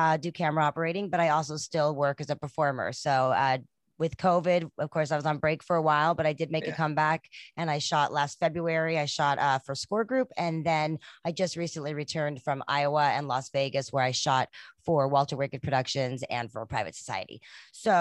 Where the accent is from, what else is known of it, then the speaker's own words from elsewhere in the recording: South Africa; now in San Diego, United States; Originally from South Africa, but now San Diego, California is where I live.